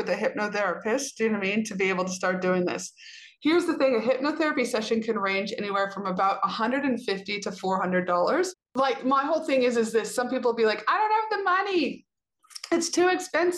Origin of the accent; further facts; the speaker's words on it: Canada; I'm a Canadian citizen